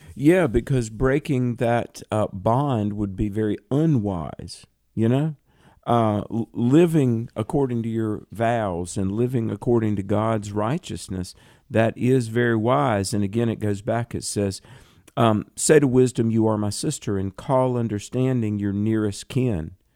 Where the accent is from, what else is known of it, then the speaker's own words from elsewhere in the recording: the South, United States; I'm from the South